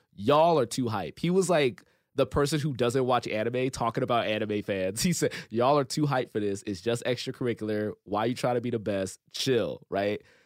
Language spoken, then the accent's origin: English; Compton, California, United States; I grew up in Compton, didn't really have a whole lot